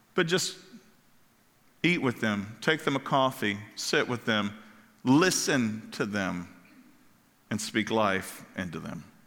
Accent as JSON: {"language": "English", "region": "Kentucky", "country": "United States", "tie": "born or raised there", "also_born_or_lived": "Ohio / Florida", "moved": "yes", "said": "I grew up in Kentucky"}